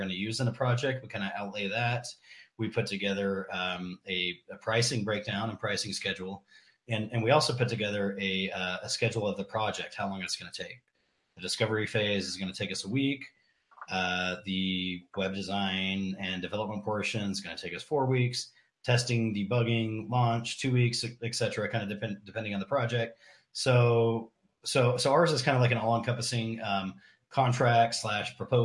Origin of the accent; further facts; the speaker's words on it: Bakersfield, California, United States; where I grew up in California. Definitely not the neighborhood I grew up